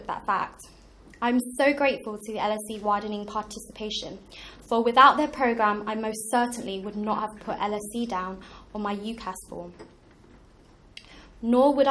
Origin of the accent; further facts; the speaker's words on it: London, United Kingdom; Growing up in Tower Hamlets, which is classed as one of the most deprived boroughs in London